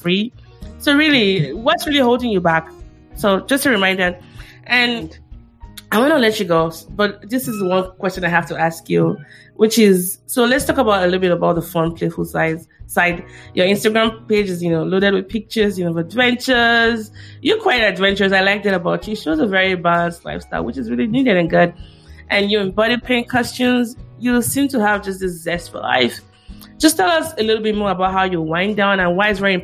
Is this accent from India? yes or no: no; Nigeria; as a Nigerian child